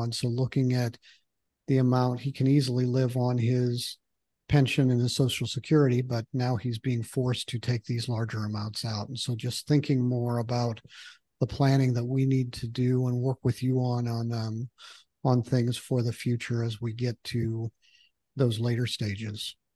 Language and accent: English; Michigan, United States; moved away; I grew up in Michigan